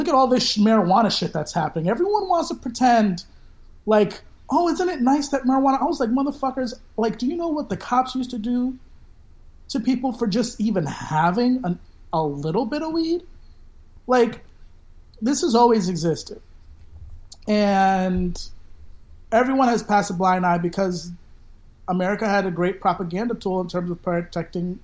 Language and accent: English; New York City, New York, United States; I grew up in the Bronx, which is a police state